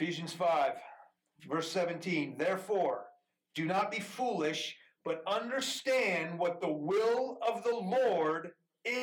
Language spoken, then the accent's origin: English; Houston, Texas, United States; first language Farsi; English is a second language; also born or lived in Iran; I grew up in Houston